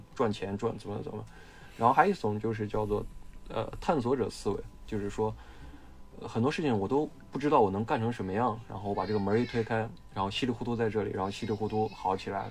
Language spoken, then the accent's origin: Chinese; Shaanxi, China; 我哦是陕西人嗯，陕西人是把泽呢，陕西话就念贼贼